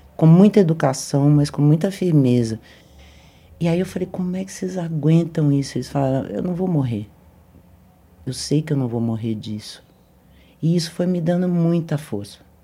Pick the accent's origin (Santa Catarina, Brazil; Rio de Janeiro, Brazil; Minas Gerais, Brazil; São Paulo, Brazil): Minas Gerais, Brazil; Sou muito mineira